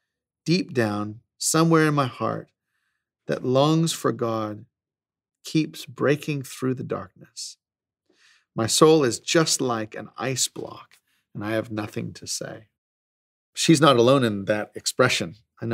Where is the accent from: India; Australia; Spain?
Australia; I'm actually Australian, I know I don't sound like it